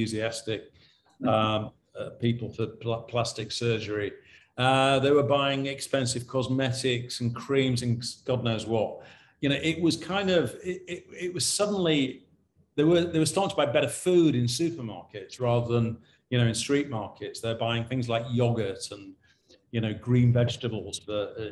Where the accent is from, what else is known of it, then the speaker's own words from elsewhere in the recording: United Kingdom; when we were, you know, sort of growing up in Britain in the 1950s and 60s